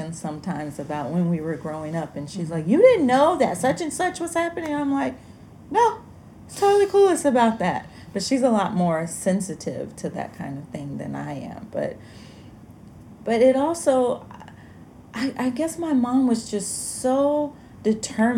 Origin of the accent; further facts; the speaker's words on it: Alabama, United States; I grew up in Alabama